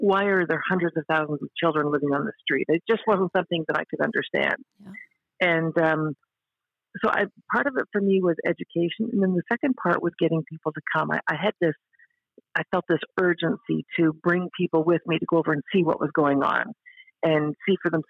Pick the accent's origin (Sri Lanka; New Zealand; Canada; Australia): Canada; Northern Ontario; moved away as an adult; also born or lived in Toronto / Africa; now in Alpharetta, United States; I'm Canadian. I grew up in Northern Ontario